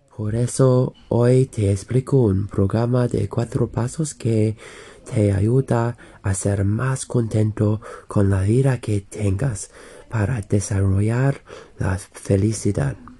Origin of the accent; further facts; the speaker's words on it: England, United Kingdom; soy de Inglaterra